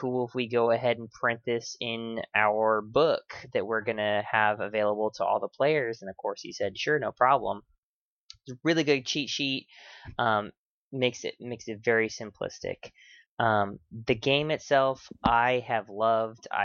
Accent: California, United States; now in Texas, United States; I'm from California and I moved to Texas

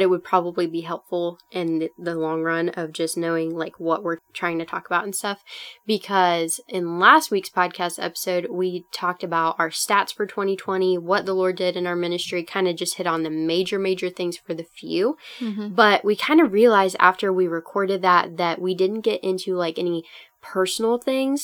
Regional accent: Minnesota, United States; I'm Minnesotan

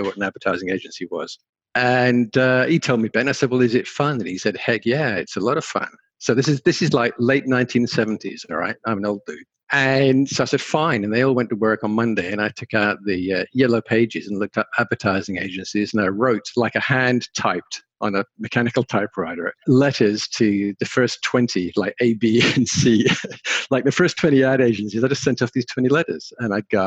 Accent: England, United Kingdom; also born or lived in London; So I'm English by birth and education. And so I was in England, and I'm a farm boy. Grew up on the farm.

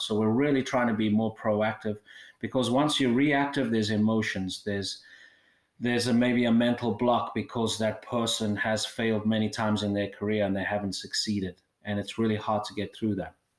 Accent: South Africa; moved away; I originally uh, born and raised in South Africa

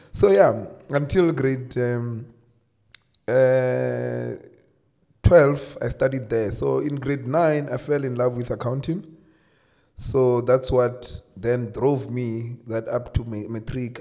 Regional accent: Limpopo, South Africa; also born or lived in Polokwane; I'm from Limpopo. Uh, I grew up from a small village called Madombija.

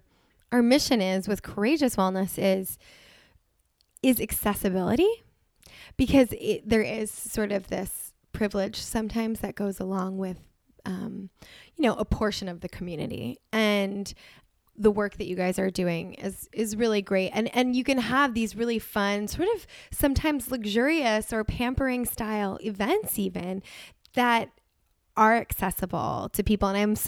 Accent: New York, United States; I'm a New Yorker, so I love a good bagel.

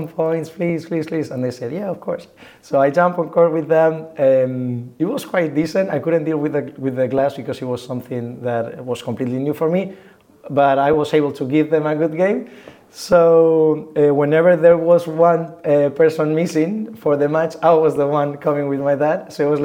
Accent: Getafe, Community of Madrid, Spain; I'm from Madrid, Getafe in concrete, so it's like 10 minutes away from Madrid

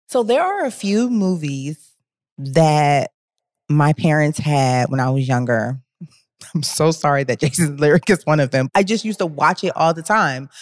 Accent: Cleveland, Ohio, United States; moved away; also born or lived in Washington, D.C.; I grew up in the Midwest and it was, like, always snowing in Cleveland.

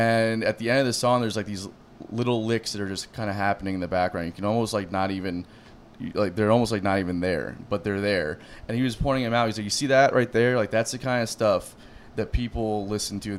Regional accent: South Florida, United States; I'm from South Florida

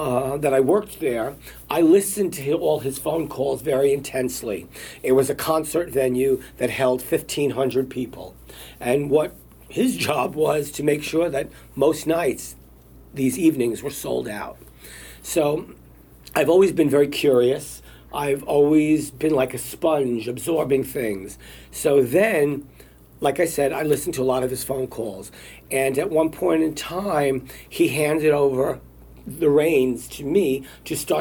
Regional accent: New York City, New York, United States; as a little kid growing up in Brooklyn

